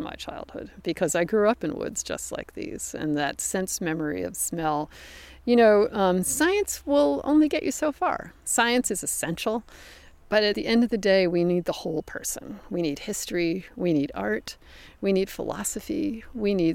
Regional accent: the Northwest, Pacific Northwest, United States; moved away; I come from the Northwest, which is a very benign place.

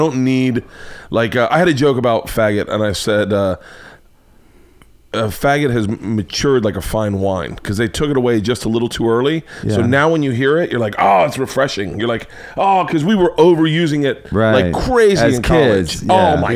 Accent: the South, United States; moved away; I grew up in the South

